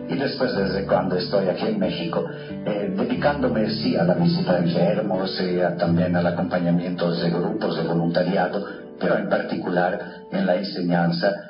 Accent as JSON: {"language": "Spanish", "town": "Trento", "region": "Trentino-Alto Adige", "country": "Italy", "tie": "born or raised there", "also_born_or_lived": "Verona / Rome", "moved": "yes", "said": "Nací en Italia hace 60 años y viví mis primeros años de vida en, eh, cerca de la ciudad de Trento, donde se celebró en el 1500 un famoso concilio ecuménico en el norte de Italia."}